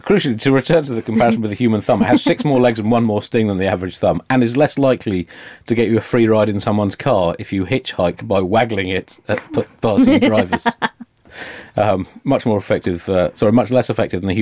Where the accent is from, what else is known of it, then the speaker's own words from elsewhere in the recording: England, United Kingdom; an English Jew